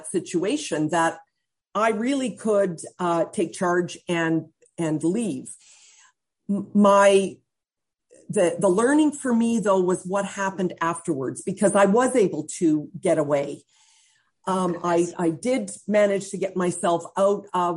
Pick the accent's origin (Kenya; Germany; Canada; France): Canada; Central Alberta; I'm from Central Alberta.